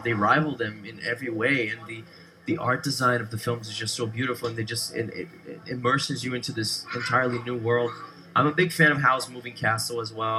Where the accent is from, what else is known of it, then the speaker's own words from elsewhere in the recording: Brazil; moved away; I grew up in Brazil